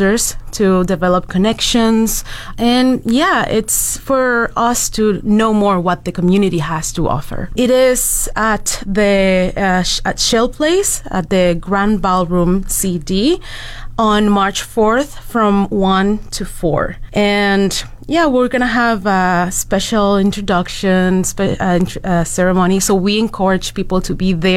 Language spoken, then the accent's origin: English; Dominican Republic; moved away as an adult; now in Fort McMurray, Canada; I am from the Dominican Republic